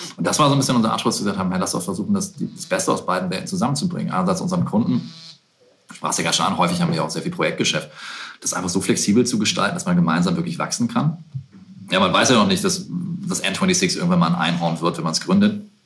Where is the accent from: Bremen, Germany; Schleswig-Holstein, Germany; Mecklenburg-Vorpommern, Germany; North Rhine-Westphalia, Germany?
Bremen, Germany; in der Sögestraße in Bremen, meiner Heimat